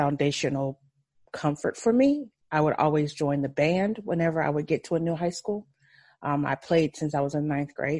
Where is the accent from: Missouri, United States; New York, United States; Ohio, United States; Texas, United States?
Ohio, United States; also born or lived in Memphis, Tennessee; I was born in Memphis, Tennessee, and I was raised mostly in Ohio, in a small town with my grandparents